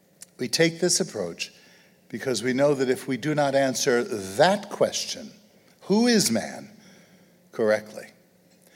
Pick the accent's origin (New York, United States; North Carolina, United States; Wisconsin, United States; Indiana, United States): New York, United States; New York City; moved away; growing up in Brooklyn